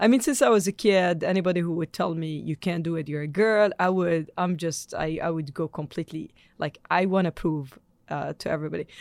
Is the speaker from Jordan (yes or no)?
yes; Jordan; moved away; I'm born in Jordan, I'm Jordanian